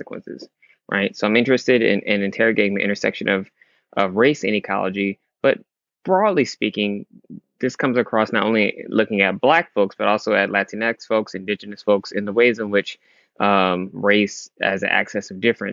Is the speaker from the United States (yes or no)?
yes; Michigan, United States; he left the South and moved to Michigan, and that's where I was born